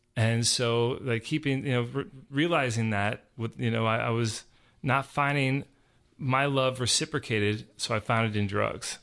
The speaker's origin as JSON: {"language": "English", "region": "Georgia", "country": "United States", "tie": "born or raised there", "said": "I grew up here in Georgia"}